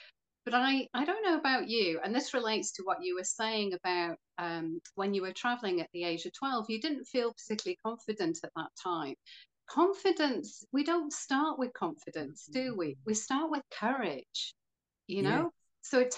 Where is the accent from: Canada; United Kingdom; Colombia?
United Kingdom; Wales; also born or lived in Florida / Greece; I'm from Wales